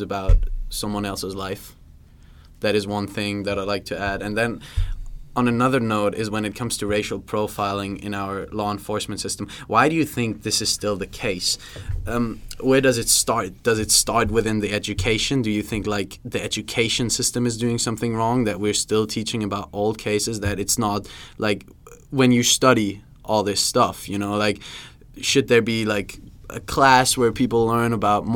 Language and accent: English; Germany; moved away as an adult; now in United States; I'm coming from Germany, living in the States right now